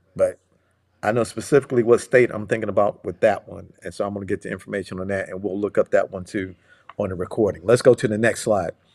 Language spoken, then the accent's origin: English; Cleveland, Ohio, United States; I was born and raised in Cleveland, Ohio